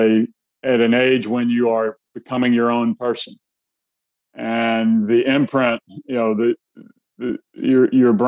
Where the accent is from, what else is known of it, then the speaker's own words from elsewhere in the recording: Alabama, United States; I grew up in Alabama.